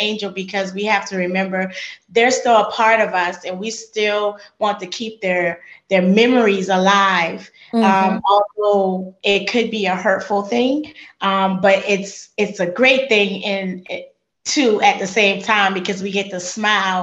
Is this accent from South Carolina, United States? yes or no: yes; Charleston, South Carolina, United States; moved away as an adult; now in Georgia, United States; I'm not from Georgia. I've only been to Georgia 5 years. I'm from Charleston, South Carolina